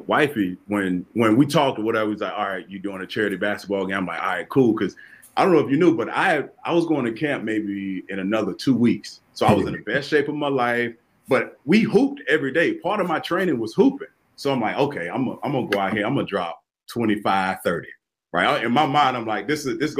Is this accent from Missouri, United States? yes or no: no; Florida, United States; now in DMV area, United States; growing up in Florida